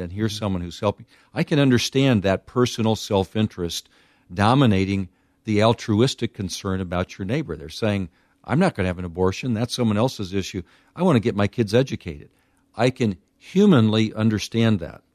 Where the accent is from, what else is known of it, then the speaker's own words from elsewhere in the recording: United States; as an American